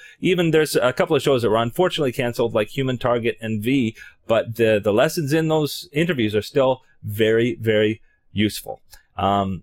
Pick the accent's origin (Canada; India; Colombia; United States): Canada; I'm Canadian